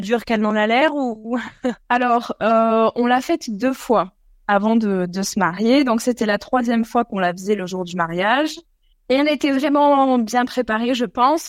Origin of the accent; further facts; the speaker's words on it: France; moved away as an adult; now in Australia; nous, en France, on est des Pyrénées